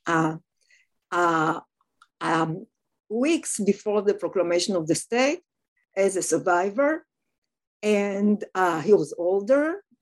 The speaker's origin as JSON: {"language": "English", "town": "Tel Aviv", "region": "Tel Aviv District", "country": "Israel", "tie": "born or raised there", "moved": "yes", "said": "I was born and raised in Tel Aviv, in Israel, in Tel Aviv, um, the first Hebrew city"}